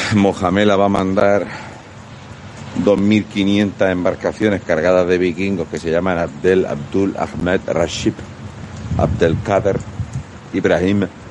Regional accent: Region of Murcia, Spain; somos gente de Murcia

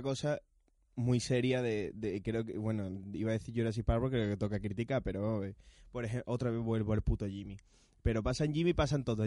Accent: Spain; Somos españoles

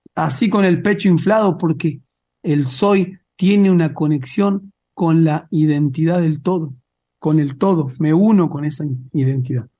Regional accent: Mar del Plata, Buenos Aires Province, Argentina; now in Neuquén, Argentina; yo nací en Mar del Plata

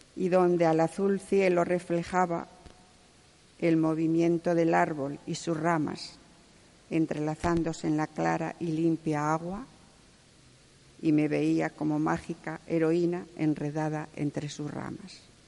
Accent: Salas, Asturias, Spain; also born or lived in Gijón; nací en Salas, en un pueblecito llamado Godán

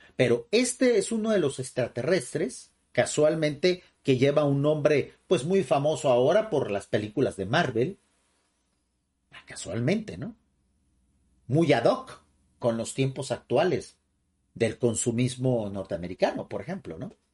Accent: Mexico

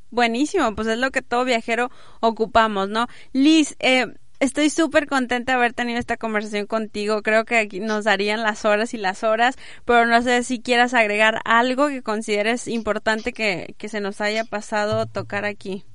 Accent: Mexico; also born or lived in Monterrey; Como mexicanos

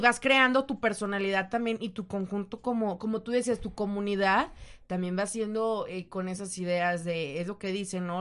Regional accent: Mexico; uno como mexicano

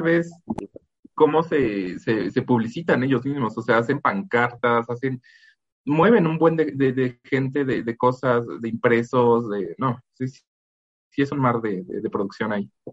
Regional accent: Mazatlán, Sinaloa, Mexico; mi tierra, el de Mazatlán

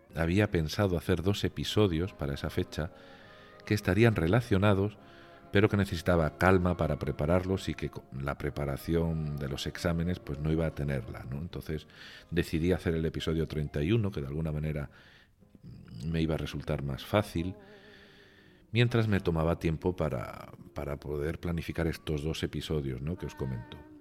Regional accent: Region of Murcia, Spain; now in Pointe-Noire, Republic of the Congo; mi tierra, en Murcia

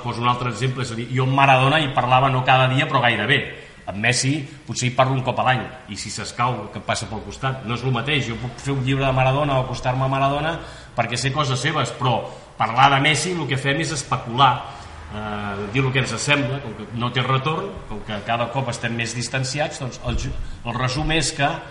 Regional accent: inland Catalonia, Spain; jo sóc de la Catalunya interior

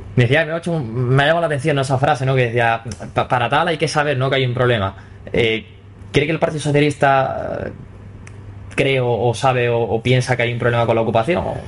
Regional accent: Villaviciosa, Spain; hablábamos de Villaviciosa, de mi pueblo

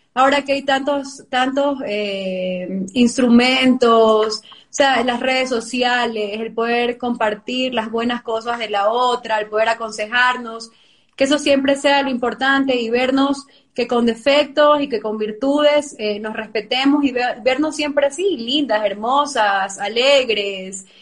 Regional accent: Ecuador; como ecuatorianos

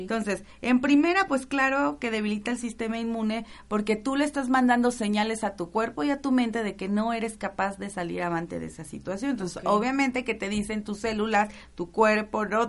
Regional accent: Tabasco, Mexico; moved away; Tabasco, porque es mi tierra

